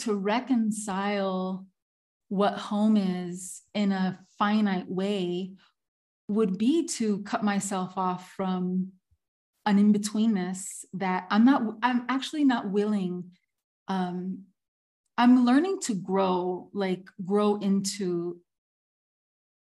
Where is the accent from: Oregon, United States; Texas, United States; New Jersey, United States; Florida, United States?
Florida, United States; Miami; moved away as an adult; also born or lived in Havana, Cuba; I was born in Miami